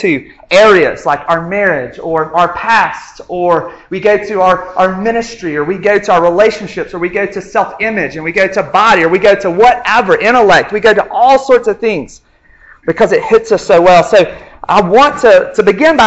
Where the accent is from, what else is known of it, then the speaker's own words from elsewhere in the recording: a little town in North Alabama, United States; moved away as an adult; now in Montgomery, United States; I'm from a little town in North Alabama called Aniana